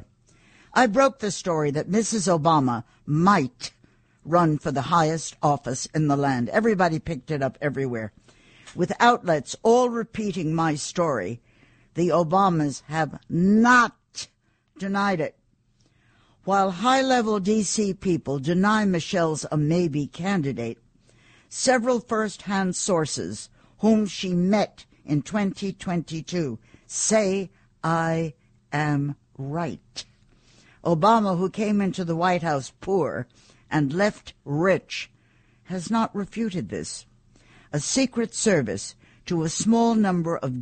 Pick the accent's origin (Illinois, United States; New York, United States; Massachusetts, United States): New York, United States; I am a New Yorker